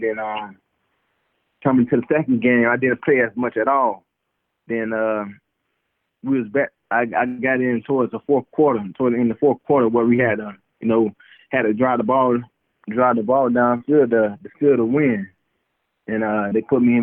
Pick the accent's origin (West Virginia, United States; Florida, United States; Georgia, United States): Florida, United States; Immokalee; moved away; also born or lived in Cleveland, Ohio; growing up in Immokalee, uh going to the the big cypress